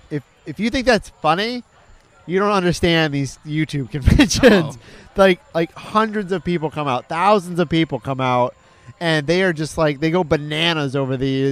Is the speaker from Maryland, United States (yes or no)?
no; Michigan, United States; now in Orlando, United States; where I grew up in Michigan